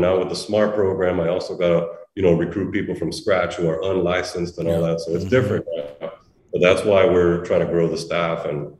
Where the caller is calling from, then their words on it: Miami, Florida, United States; I know you don't know me. I'm calling you from Miami.